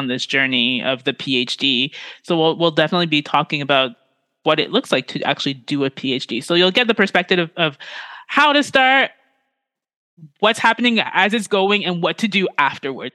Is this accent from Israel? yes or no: no; Ontario, Canada; I was born and raised in Canada